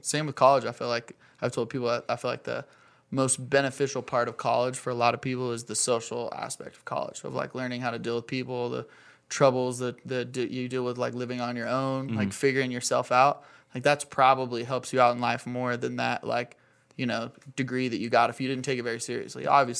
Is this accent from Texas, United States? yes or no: no; Rigby, Idaho, United States; moved away as an adult; also born or lived in Bay Area, California; So I'm from Rigby. Grew up in Rigby, went to Rigby High School, graduated in 2009, and then moved out of Rigby. I moved to California just shortly after I graduated high school